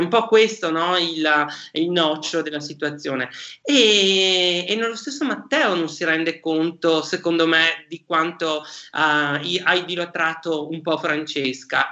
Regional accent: Vicenza, Veneto, Italy; io sono un vicentino d'origine

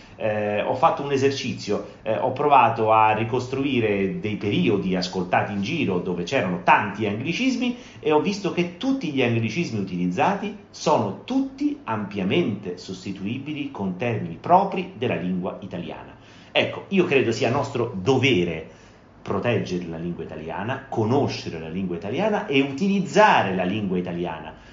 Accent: Rome, Lazio, Italy; sono di Roma

